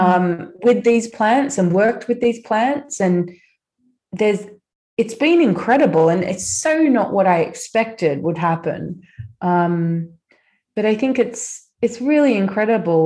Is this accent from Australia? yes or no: yes; Australia; I grew up in Australia